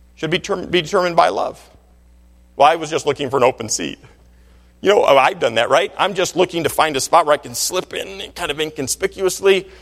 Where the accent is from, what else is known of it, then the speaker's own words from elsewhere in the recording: Michigan, United States; I grew up in Michigan